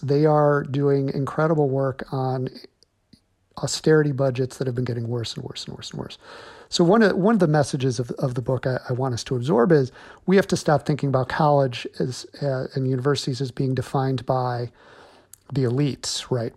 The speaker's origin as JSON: {"language": "English", "region": "Illinois", "country": "United States", "tie": "born or raised there", "said": "my home state of Illinois"}